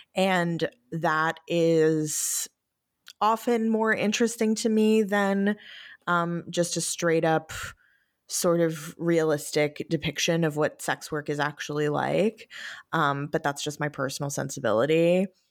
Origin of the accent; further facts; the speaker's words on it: New York, United States; growing up in New York